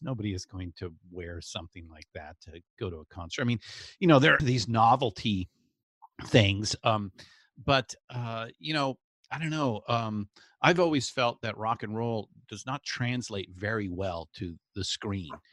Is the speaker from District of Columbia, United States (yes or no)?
no; Southern California, United States; growing up in Southern California